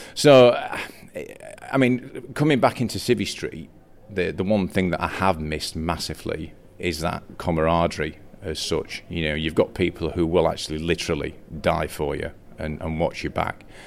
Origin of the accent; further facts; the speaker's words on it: Morecambe, North West England, United Kingdom; I was born in Morecambe back in the year 1966